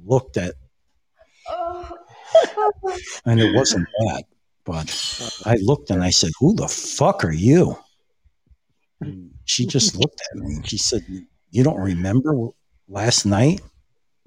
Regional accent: New York, United States; also born or lived in Connecticut / Harlem; I was born in Connecticut, but I stayed with my grandparents, and they lived in the Bronx. And then they also, in the beginning, they lived in Harlem, and I was just a little kid

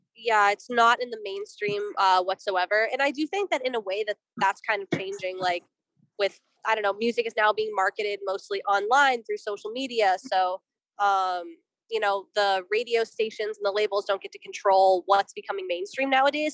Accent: Boston, Massachusetts, United States; I'm from Boston personally. Juno's from New York, but I'm from Boston

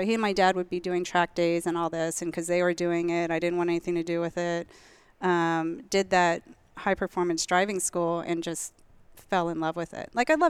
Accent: East Coast, United States; we grew up on the East Coast.

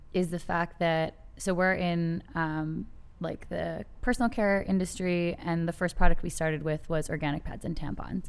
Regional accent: Canada; I, I'm Canadian

